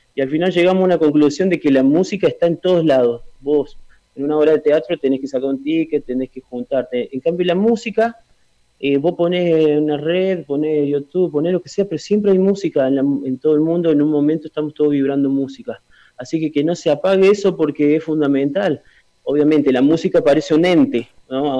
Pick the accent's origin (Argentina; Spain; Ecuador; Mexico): Argentina; Villa Mercedes, San Luis; En Villa Mercedes, acá en mi origen, acá en mi tierra